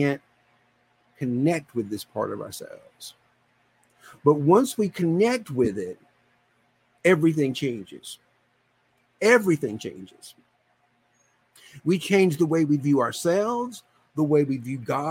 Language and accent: English; deep South, Georgia, United States; I was born in Georgia, deep South Georgia.